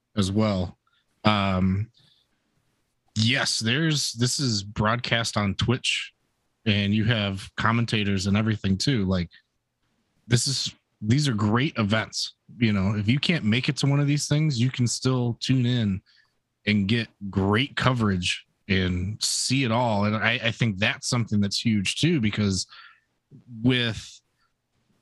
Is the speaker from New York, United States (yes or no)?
no; Cleveland, Ohio, United States; we're all from the Cleveland area